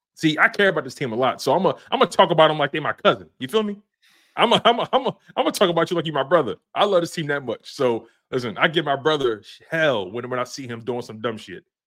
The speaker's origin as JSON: {"language": "English", "town": "Philadelphia", "region": "Pennsylvania", "country": "United States", "tie": "born or raised there", "said": "I'm born and raised in Philly, North Philadelphia, baby, twenty-third and Dolphin"}